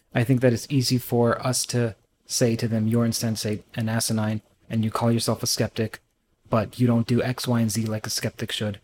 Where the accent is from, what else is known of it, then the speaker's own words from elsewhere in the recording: Trinidad & Tobago; I'm from Trinidad